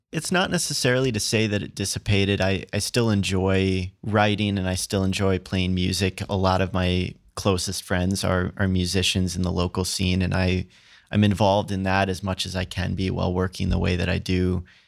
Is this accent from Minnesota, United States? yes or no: yes; Princeton, Minnesota, United States; moved away; also born or lived in Ohio; I actually grew up in Minnesota. I'm from a really small farm town called Princeton